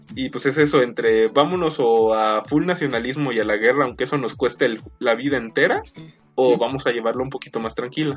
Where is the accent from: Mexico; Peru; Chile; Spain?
Mexico; todos los integrantes de este podcast, salvo Shaka, somos mexicanos